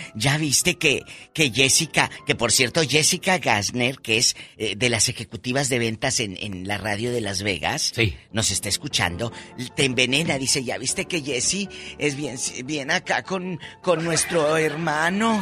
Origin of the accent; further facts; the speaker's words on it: Matamoros, Tamaulipas, Mexico; en mi tierra, en Matamoros, Tamaulipas